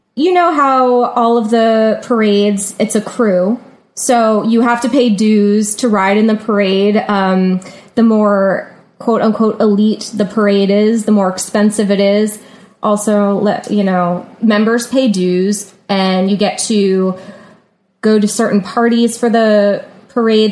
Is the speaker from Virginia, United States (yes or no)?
yes; Virginia Beach, Virginia, United States; moved away as an adult; also born or lived in New Orleans; now in New York, United States; I'm from Virginia Beach, Virginia